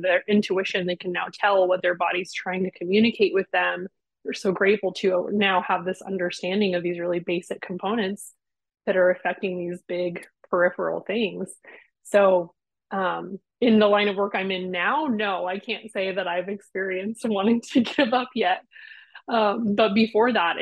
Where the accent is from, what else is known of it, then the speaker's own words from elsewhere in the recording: United States; I'm American